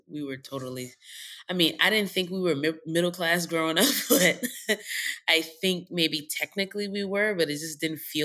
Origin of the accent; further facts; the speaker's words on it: New York City, New York, United States; I grew up in Co-op City, Section 4